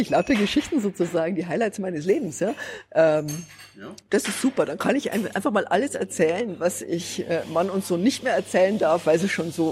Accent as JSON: {"language": "German", "area": "Mecklenburg Lake District", "region": "Mecklenburg-Vorpommern", "country": "Germany", "tie": "born or raised there", "said": "ich war mal an der Mecklenburgischen Seenplatte. Meine Heimat, meine Heimat."}